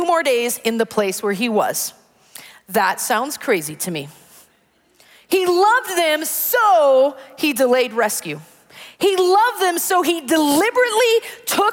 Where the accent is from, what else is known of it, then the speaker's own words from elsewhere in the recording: Wisconsin, United States; growing up in Wisconsin